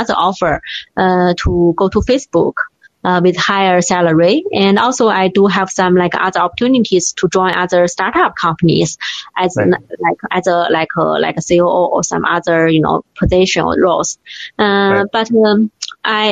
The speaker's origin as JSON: {"language": "English", "country": "China", "tie": "born or raised there"}